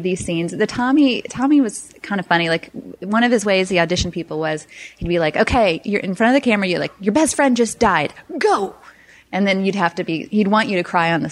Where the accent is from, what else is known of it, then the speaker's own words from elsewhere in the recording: North Carolina, United States; also born or lived in Washington, District of Columbia, United States / Chicago; now in Los Angeles, United States; I'm actually from North Carolina originally